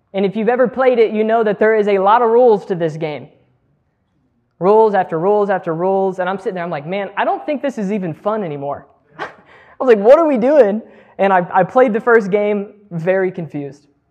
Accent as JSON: {"language": "English", "region": "Texas", "country": "United States", "said": "I'm a Texan"}